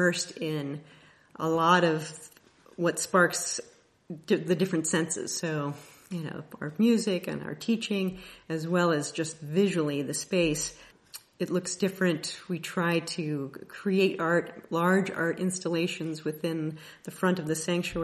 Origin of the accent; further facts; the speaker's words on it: Kansas City, United States; I am from the Kansas City area.